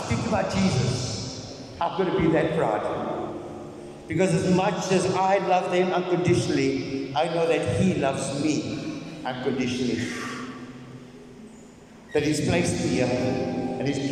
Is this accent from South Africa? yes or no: yes; South Africa; We're South African